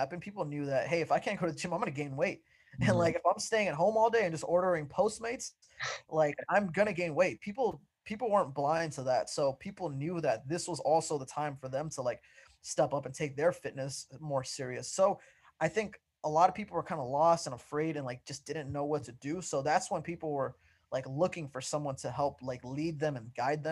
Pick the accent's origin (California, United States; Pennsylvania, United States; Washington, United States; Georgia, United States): California, United States; Santa Ana; I grew up in Santa Ana, California